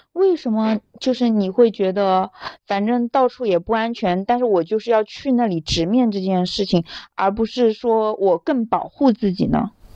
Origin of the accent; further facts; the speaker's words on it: Anhui, China; moved away as an adult; now in Hong Kong; 我是安徽人